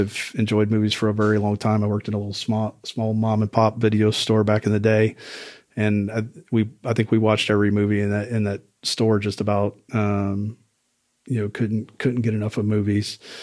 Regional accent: South Louisiana, United States; moved away; I'm originally from South Louisiana

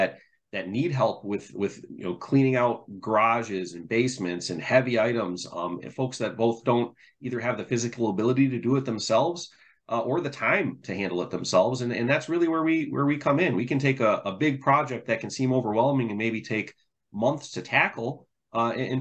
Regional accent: Michigan, United States; growing up in Michigan and knowing this area, you know, like, Austin and I have lived here our whole lives

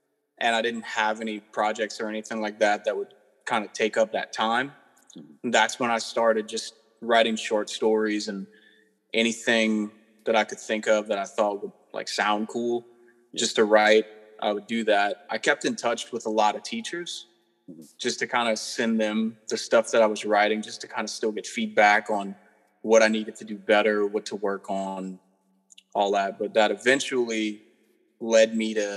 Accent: Southern Louisiana, United States; I'm from Southern Louisiana

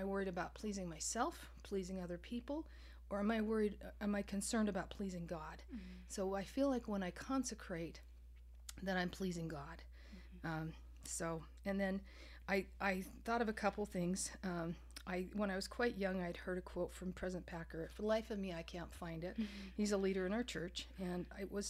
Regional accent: Canada; moved away; I grew up in Canada

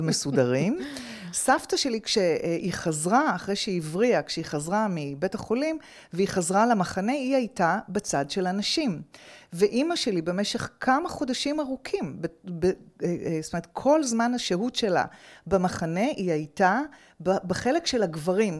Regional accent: Petah Tikva, Central District, Israel; גדלתי בפתח תקווה

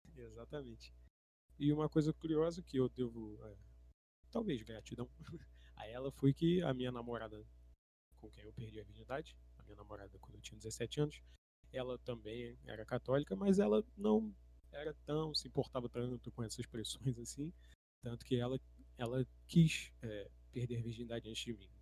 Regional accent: São Gonçalo, Rio de Janeiro, Brazil; Eu cresci numa casa média em São Gonçalo, num bairrozinho ok

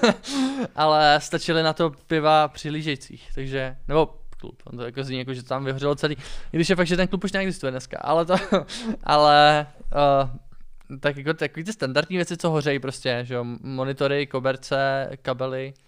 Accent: Czechia; jako správně Čech

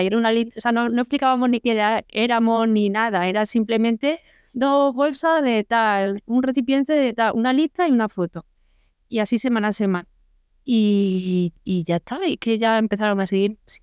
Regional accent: Córdoba, Andalusia, Spain; moved away; also born or lived in Madrid; yo soy de Córdoba

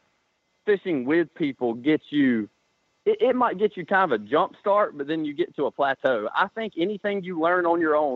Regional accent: Greenwood, South Carolina, United States; I'm from Greenwood, South Carolina, and I grew up fishing local tournaments around here with my dad

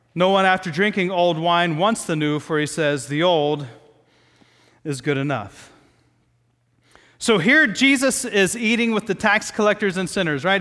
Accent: Midwest, United States; moved away; growing up in the Midwest

